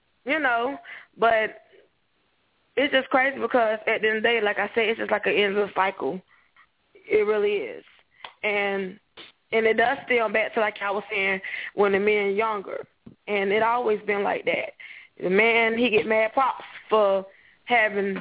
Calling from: Jacksonville, Florida, United States; I'm calling from Jacksonville, Florida

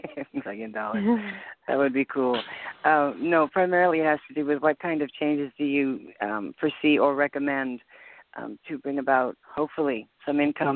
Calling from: Canada; I'm calling from Canada

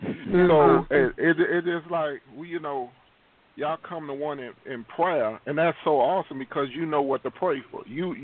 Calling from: Houston, Texas, United States; I'm calling from Houston, Texas.

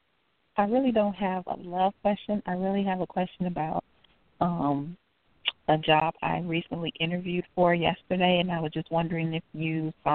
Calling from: Calumet City, Illinois, United States; I'm calling from Calumet City, Illinois.

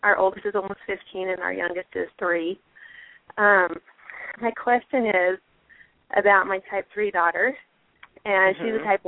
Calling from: Snowflake, Arizona, United States; Hi, I'm calling from Snowflake, Arizona.

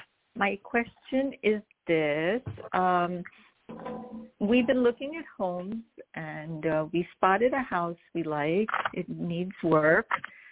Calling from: New Jersey, United States; from New Jersey.

